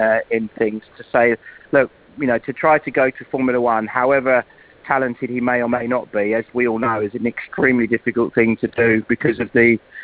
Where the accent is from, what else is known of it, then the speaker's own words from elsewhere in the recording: near Brands Hatch, South East England, United Kingdom; also born or lived in London; We moved from London to Brands Hatch, or near Brands Hatch, when I was very small